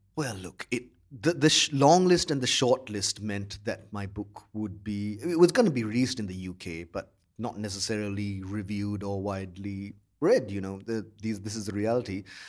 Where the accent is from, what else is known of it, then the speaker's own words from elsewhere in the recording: Colombo, Western Province, Sri Lanka; I grew up in Colombo